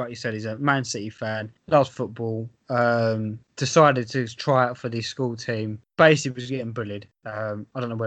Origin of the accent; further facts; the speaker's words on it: England, United Kingdom; growing up in England